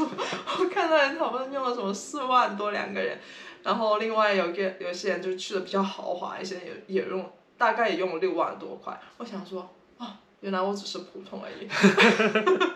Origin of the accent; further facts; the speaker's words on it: Guangdong, China; now in San Francisco, United States; 我是广东人，我已经来，我们现在住在三藩市